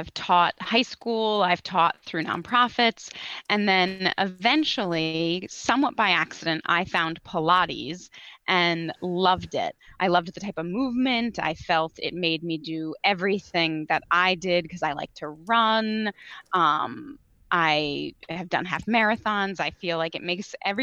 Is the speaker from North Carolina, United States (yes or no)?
no; Connecticut, United States; I grew up, born and raised in Connecticut.